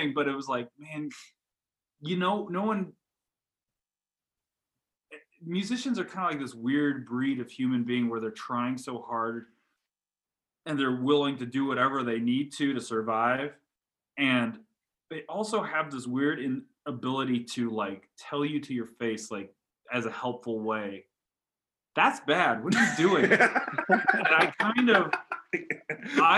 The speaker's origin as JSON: {"language": "English", "region": "Colorado", "country": "United States", "tie": "born or raised there", "said": "I grew up in Los Angeles, Colorado, in a small farm town"}